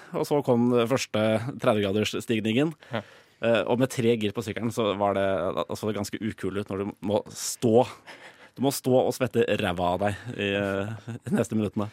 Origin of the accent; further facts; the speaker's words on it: Drøbak, Akershus, Norway; jeg kommer jo fra Drøbak